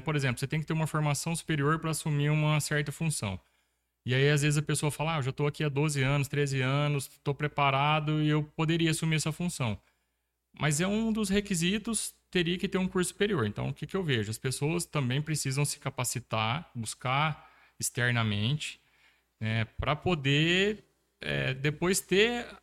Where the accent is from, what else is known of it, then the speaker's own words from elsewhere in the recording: Sertãozinho, São Paulo, Brazil; sou natural de Sertãozinho, interior de São Paulo